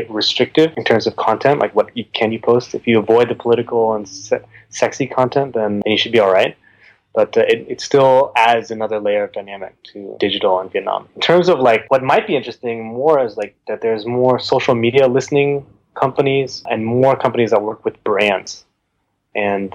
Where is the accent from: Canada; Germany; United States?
United States; I'm an American